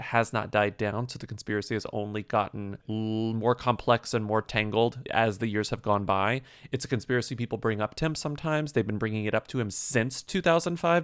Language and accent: English; United States; As an American